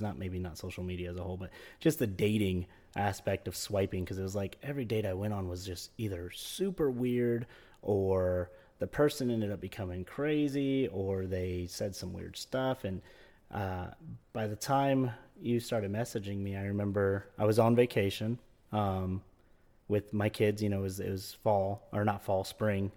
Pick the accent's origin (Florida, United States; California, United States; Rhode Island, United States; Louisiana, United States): Florida, United States; I was born in Florida, um, and lived, uh, here most of my life